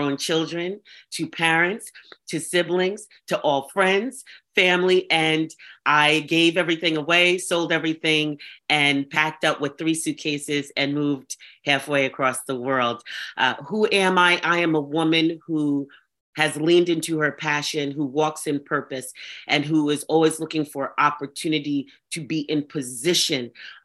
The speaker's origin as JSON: {"language": "English", "area": "Rockland County", "region": "New York", "country": "United States", "also_born_or_lived": "Kenya", "lives_now": "New Jersey, United States", "said": "I am from New York and New Jersey. New York, not the city, but Rockland County, a little bit outside of the city, yeah, Rockland County, New York. And New Jersey"}